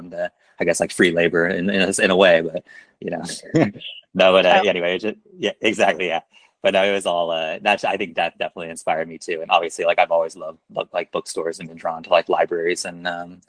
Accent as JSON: {"language": "English", "town": "Topeka", "region": "Kansas", "country": "United States", "tie": "born or raised there", "also_born_or_lived": "Chicago, United States / Brooklyn, United States", "lives_now": "Lawrence, United States", "said": "I grew up in Topeka"}